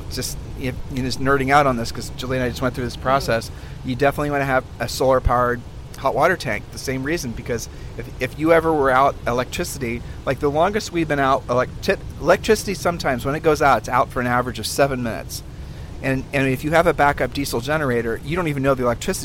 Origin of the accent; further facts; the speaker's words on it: Columbus, Ohio, United States; moved away; we're originally from Columbus, Ohio